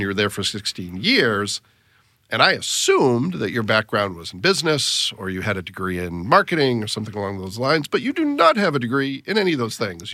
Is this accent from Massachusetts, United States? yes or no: yes; Massachusetts, United States; now in Fort Wayne, United States; I grew up in Massachusetts